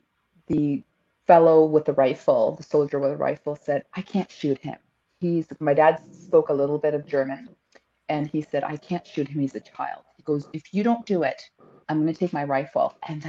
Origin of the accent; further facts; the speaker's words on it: Greece; born there; And, you know, my dad, we immigrated to this country from Canada, from Greece. I was born in Greece.